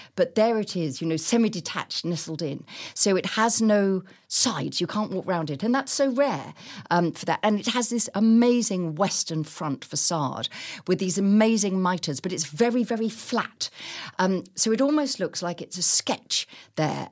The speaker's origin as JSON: {"language": "English", "town": "Chichester", "region": "South East England", "country": "United Kingdom", "tie": "born or raised there", "said": "growing up in Chichester, where as children, we walked through the town"}